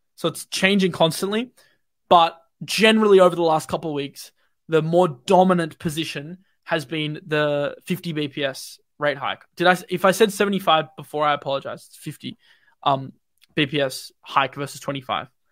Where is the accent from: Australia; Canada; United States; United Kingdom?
Australia; I'm Australian, I'm not U S